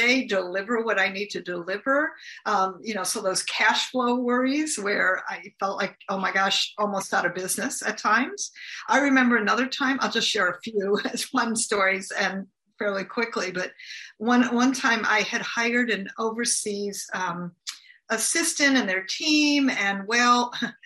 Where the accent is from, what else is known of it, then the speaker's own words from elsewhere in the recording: United States; I'm from the United States.